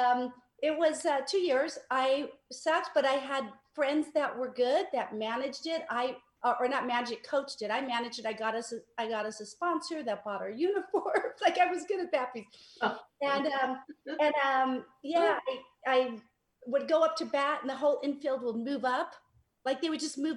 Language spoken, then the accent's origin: English; Los Angeles, California, United States; I grew up in Mar Vista.